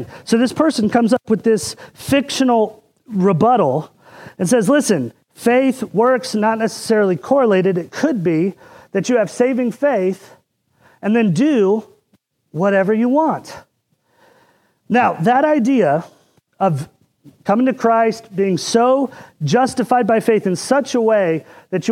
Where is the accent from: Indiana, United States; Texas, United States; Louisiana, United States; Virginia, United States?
Indiana, United States; when I was growing up in Indiana